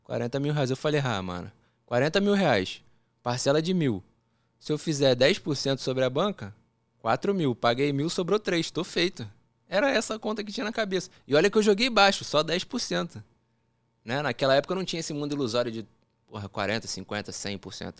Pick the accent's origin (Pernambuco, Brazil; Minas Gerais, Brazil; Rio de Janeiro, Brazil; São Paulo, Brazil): Rio de Janeiro, Brazil; accent: carioca; also born or lived in Brasília; eu fui para lá, assim, relativamente pequeno, né? 9 para 10 anos e carioca tem um sotaque que você pega fácil